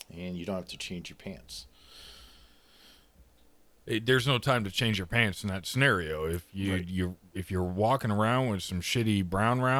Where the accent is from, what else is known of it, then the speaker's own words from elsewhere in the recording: Canada; Also, we're Canadian, in case that matters to anyone.